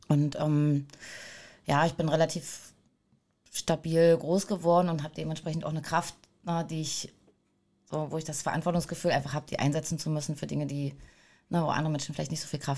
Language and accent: German; Altmark, northern Saxony-Anhalt, Germany; ich komme aus dem Norden von Sachsen-Anhalt, aus der Altmark.